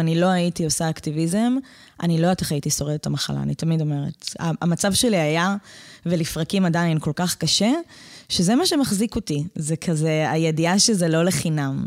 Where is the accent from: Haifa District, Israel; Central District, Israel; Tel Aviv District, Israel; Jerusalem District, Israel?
Haifa District, Israel; Pardes Hanna-Karkur; moved away as an adult; also born or lived in northern Israel; אני גדלתי בקרקור